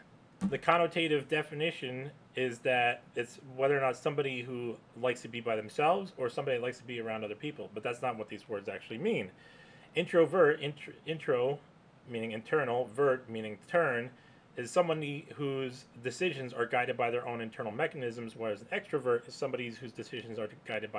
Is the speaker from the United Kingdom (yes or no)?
yes; England, United Kingdom; Now, of course, we're doing this in English because we're English, primarily English-speaking people.